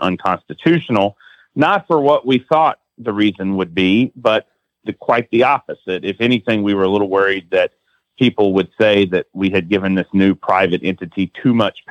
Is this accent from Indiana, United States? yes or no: no; Alabama, United States; moved away as an adult; now in Washington, D.C., United States; my home state of Alabama